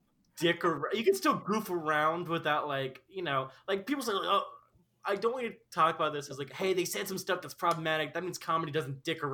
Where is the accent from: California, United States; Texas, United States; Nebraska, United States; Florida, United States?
Nebraska, United States; But I doubt it because we're two fucks from Nebraska.